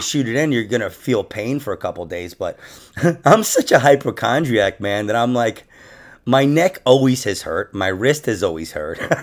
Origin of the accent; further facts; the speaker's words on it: Rockland County, New York, United States; I'm actually from Rockland County, New York